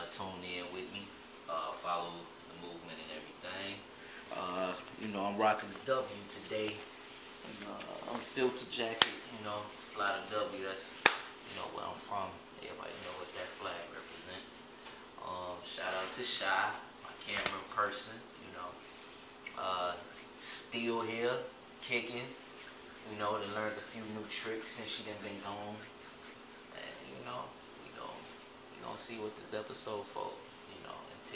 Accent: Chicago, Illinois, United States; moved away as an adult; now in Miami, United States; kid from Chicago, born July 16, 92. I was born in Michael Reese Hospital

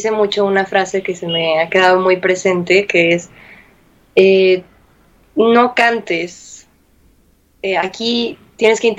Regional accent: Mexico; vaya que disfruto utilizarlo con, con mucho orgullo de, de, sentir que soy mexicana, de, de, de, decir que soy mexicana.

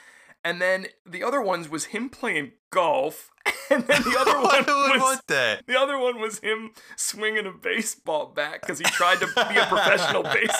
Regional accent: Pennsylvania, United States; I grew up in the Berks County area

